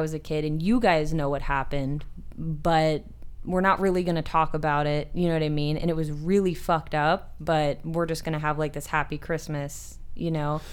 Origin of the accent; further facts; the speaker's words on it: Marseilles, Illinois, United States; now in Arizona, United States; I'm from the Midwest